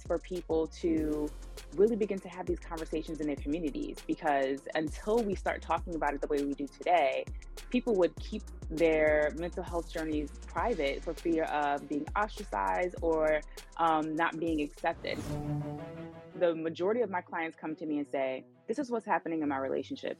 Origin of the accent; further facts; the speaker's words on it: New York City, New York, United States; I'm from Brooklyn, New York